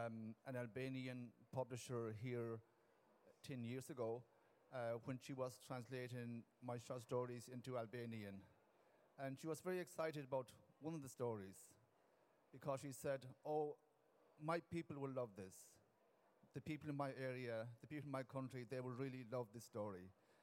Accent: Ireland; first language Irish; English is a second language

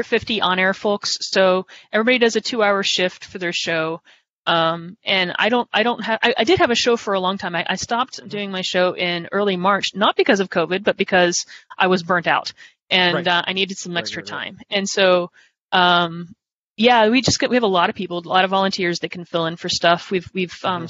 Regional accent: Ohio, United States; I grew up in Ohio.

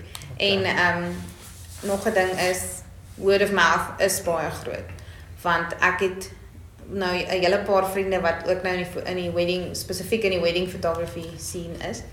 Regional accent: Bloemfontein, Free State, South Africa; ek is van Bloemfontein af, ek is hier gebore

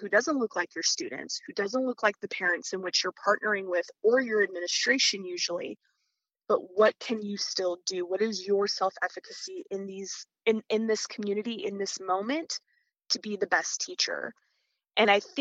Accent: Midwest, United States; moved away as an adult; also born or lived in East Coast / Louisiana / Mississippi Delta; I was someone who was raised in the Midwest, went to school on the East Coast

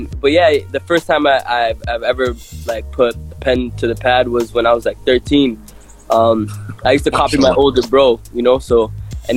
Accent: Toronto, Ontario, Canada; also born or lived in Eritrea; growing up in Toronto, it's a very multicultural city

